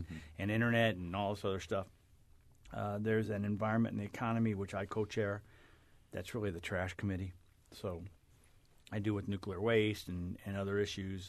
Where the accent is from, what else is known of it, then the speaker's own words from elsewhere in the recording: Collinsville, Illinois, United States; I was born and raised in Collinsville